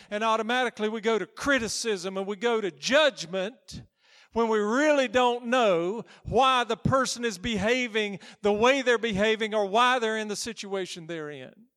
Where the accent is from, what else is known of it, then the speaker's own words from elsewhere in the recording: United States; I'm American